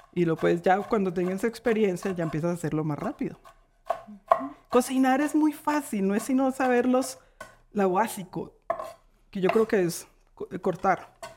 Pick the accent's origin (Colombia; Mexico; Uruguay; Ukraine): Colombia; Coffee Region, Eje Cafetero; moved away; Yo soy de la región cafetera